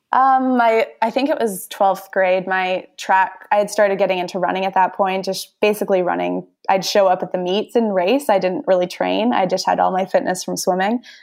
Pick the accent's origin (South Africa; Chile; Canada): Canada; Edmonton, Alberta; growing up in Edmonton